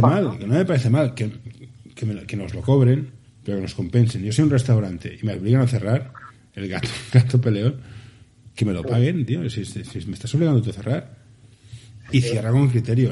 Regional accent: Barcelona, Catalonia, Spain; somos del Carmelo

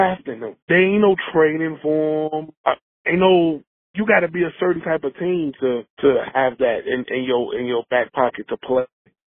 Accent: Chicago, Illinois, United States; I grew up in Chicago, 37, birthday in a couple of days, I'll be 38.

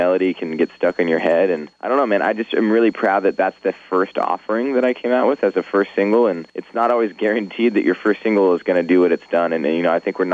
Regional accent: Orangevale, California, United States; also born or lived in Sacramento / Folsom; I grew up in Northern California. I'm from a town called Folsom, I'm from a town called Orangeville, which is right next to Folsom

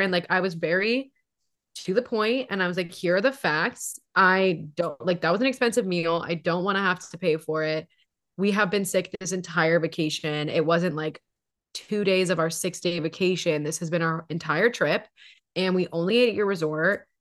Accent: Hawaii, United States; now in Seattle, United States; We're from Hawaii.

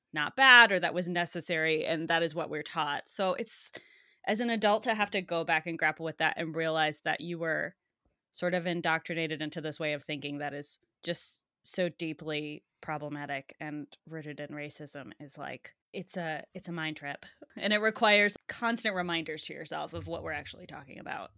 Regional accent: United States; in American, growing up, going to school in the U S

